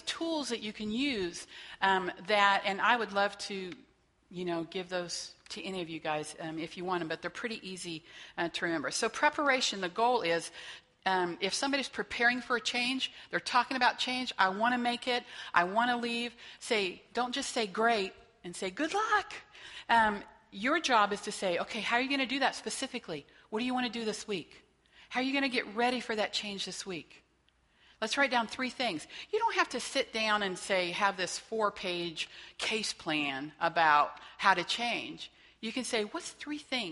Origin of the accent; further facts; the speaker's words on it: Whitewater, Kansas, United States; also born or lived in Wichita, Kansas; I grew up in Whitewater, Kansas. Kind of blink, you miss it. No stoplights